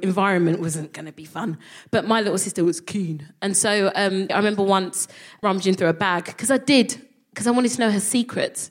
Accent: London, United Kingdom; I would call myself a Nigerian Londoner

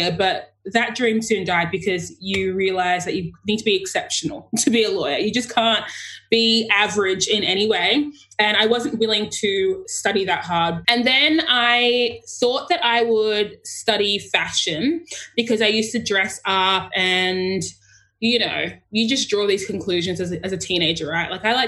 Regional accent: Sydney, New South Wales, Australia; I am born and raised in Sydney, but I am from Ghana, which is in west of Africa.

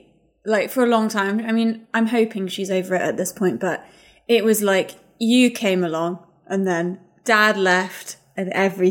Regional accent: England, United Kingdom; moved away as an adult; now in United States; as an English person here

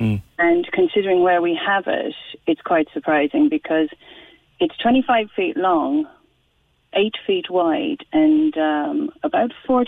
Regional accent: Cork, Munster, Ireland; moved away; also born or lived in Northumberland, United Kingdom; I come from Cork

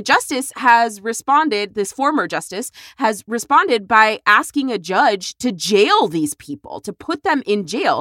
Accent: Texas, United States; here in my home state

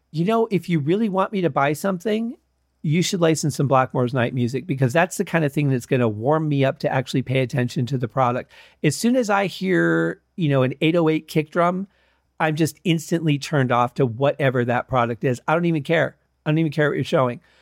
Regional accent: Detroit, Michigan, United States; now in Las Vegas, United States; growing up in Detroit

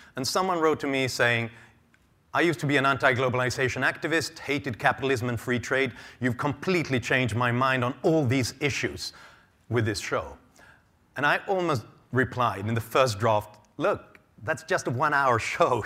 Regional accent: Sweden; I am a writer and an analyst born and raised in Sweden

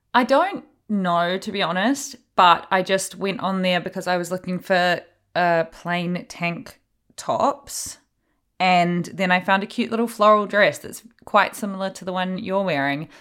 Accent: Hawke's Bay, New Zealand; I'm from Hawke's Bay

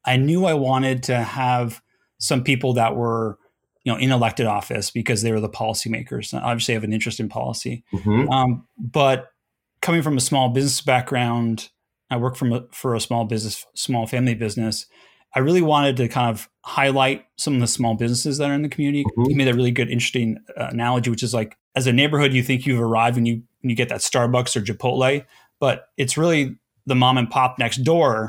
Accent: Los Angeles, California, United States; I grew up in Los Angeles

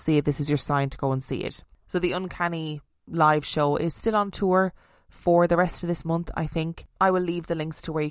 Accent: Canterbury, South East England, United Kingdom; my hometown

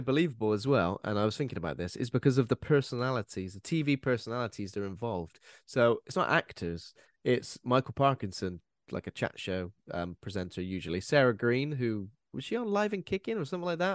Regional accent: United Kingdom; as British, as people who've watched, like, the B B C growing up

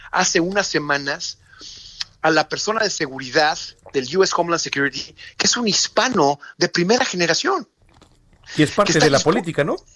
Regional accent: Mexico; moved away; Mira, haz de cuenta que yo me vine de México en el 99.

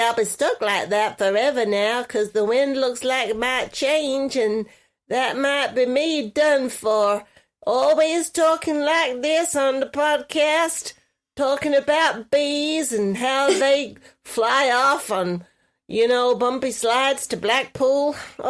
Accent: New York, United States; now in Los Angeles, United States; I'm a New York girl in L.A., you see. That's me. That's me. I'm in L.A. as a New Yorker.

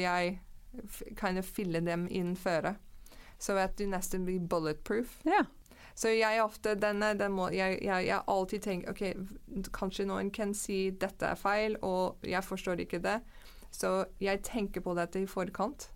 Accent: Canada; Norwegian is a second language; moved away as an adult; now in Norway; jeg er fra Canada. Mm -hmm. Vokste opp i Canada, men jeg har bodd i mange ulike land

